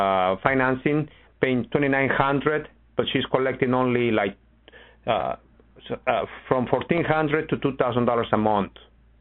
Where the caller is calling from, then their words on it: Chicago, Illinois, United States; I'm in Chicago, Ron. How are you?